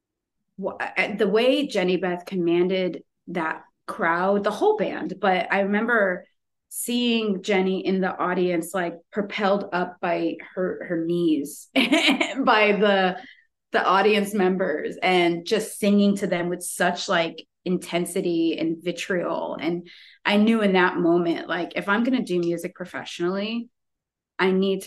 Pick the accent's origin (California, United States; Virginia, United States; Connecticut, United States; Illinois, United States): Connecticut, United States; growing up in Connecticut, you're so close to New York